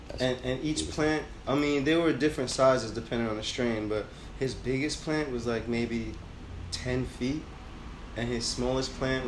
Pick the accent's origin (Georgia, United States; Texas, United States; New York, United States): New York, United States; moved away as an adult; now in California, United States; I'm a New Yorker through and through